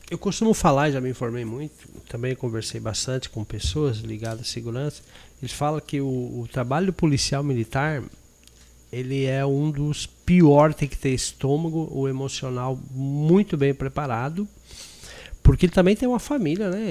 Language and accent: Portuguese; Paraná, Brazil; Eu sou lá do Paraná